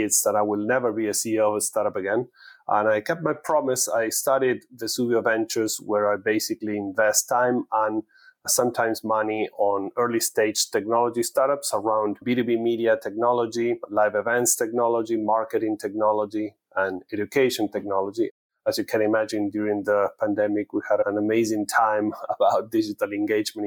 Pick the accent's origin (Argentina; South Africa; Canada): Argentina; moved away as an adult; now in United States; I'm originally from Argentina, from an Italian family, and living in US for almost 20 years